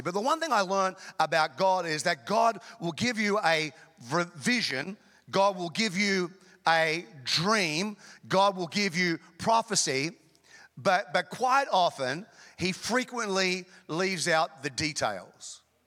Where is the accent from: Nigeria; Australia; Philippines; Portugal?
Australia; North Queensland; also born or lived in Chicago; now in United States; I grew up in Queensland, Australia, North Queensland